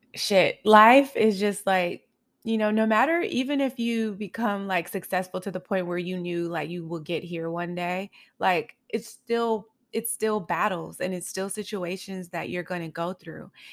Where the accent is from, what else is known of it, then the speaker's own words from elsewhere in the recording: Los Angeles, California, United States; also born or lived in Highland Park, Los Angeles; I grew up in South Central L